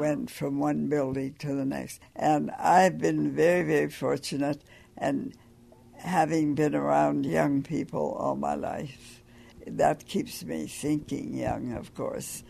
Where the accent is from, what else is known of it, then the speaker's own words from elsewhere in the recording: Sand Coulee, Montana, United States; I grew up in a little coal mining town called Sankooli